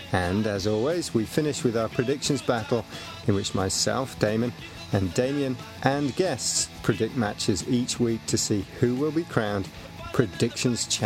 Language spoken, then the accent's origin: English; Hungary; I'm from Hungary.